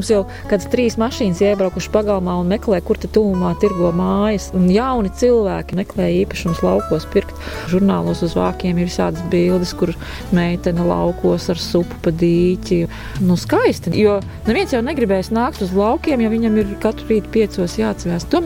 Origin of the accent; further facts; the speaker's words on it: Riga, Latvia; pati es esmu 100% uzaugusi Rīgā uz akmeņiem, bet es uzaugu pie Agenskalna tirgus.